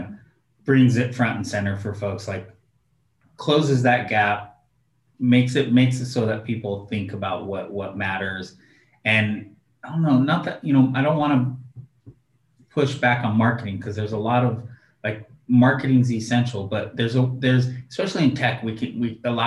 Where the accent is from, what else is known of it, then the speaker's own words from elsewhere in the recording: Oregon, United States; I'm from Oregon